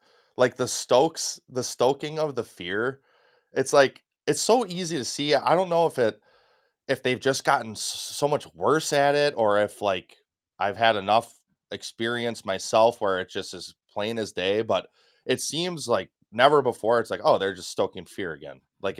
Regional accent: Wisconsin, United States; or from my home state, Mike Gallagher up in Green Bay, Wisconsin's eighth congressional district.

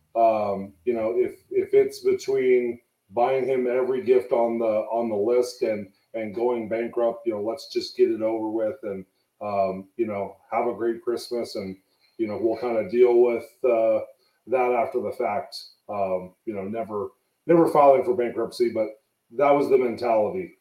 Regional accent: San Jose, California, United States; moved away as an adult; also born or lived in Fremont, California; now in Reno, United States; I'm from San Jose, California

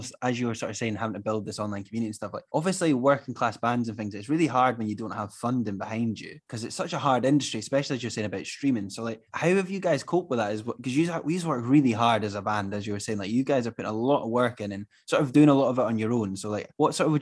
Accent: Scotland, United Kingdom; we're Scottish as well

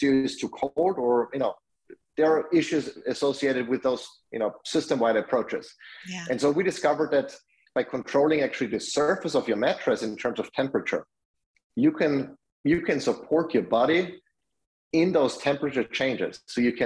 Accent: Austria; moved away; I'm from Austria, that's where I grew up.

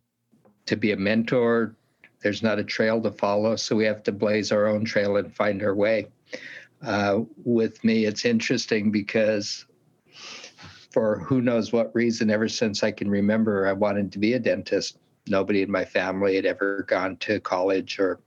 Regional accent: Southern Oregon, United States; also born or lived in Portland, Oregon; now in Eugene, United States; I grew up down in Southern Oregon and left there when I was 16

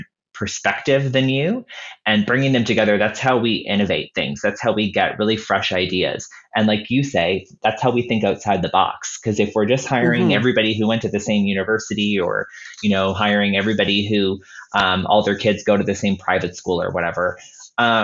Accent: Halifax, Nova Scotia, Canada; Halifax, my hometown

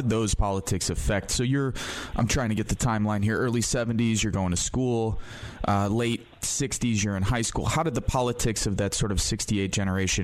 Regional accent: Michigan City, Indiana, United States; also born or lived in Chicago; I grew up in the Midwest. My family's from the southeast side of Chicago. We moved to a sort of deindustrialized Rust Belt area here in northwest Indiana in a town called Michigan City

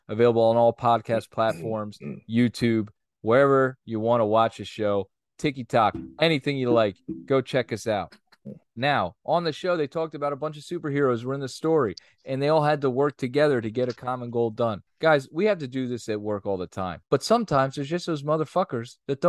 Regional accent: Philadelphia, Pennsylvania, United States; we're all from Philadelphia.

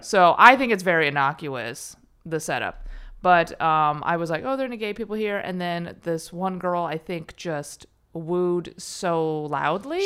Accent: Chicago, Illinois, United States; also born or lived in Berkeley; now in Los Angeles, United States; I was born in Chicago.

